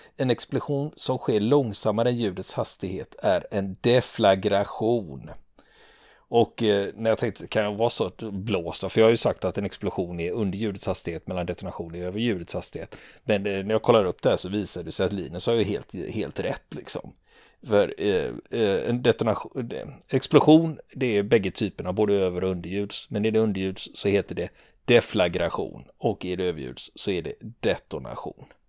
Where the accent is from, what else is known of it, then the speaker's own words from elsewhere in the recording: Sweden; vi svenskar